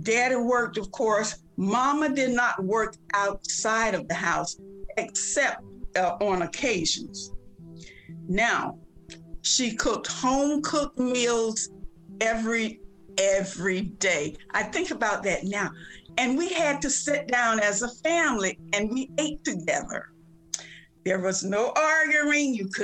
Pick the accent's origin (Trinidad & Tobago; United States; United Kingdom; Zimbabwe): United States; Elizabeth City, North Carolina; now in Maryland, United States; My hometown is Elizabeth City, North Carolina, which is right on the northeast coast of the state of North Carolina